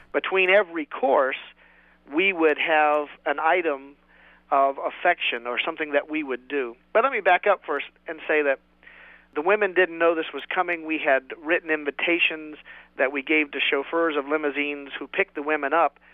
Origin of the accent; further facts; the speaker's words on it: West Virginia, United States; moved away; I'm a hillbilly from West Virginia originally